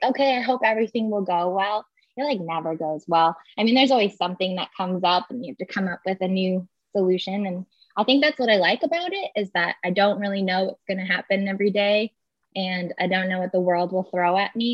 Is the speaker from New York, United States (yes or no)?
yes; Long Island, New York, United States; born or raised there; moved away as an adult; now in Napa, United States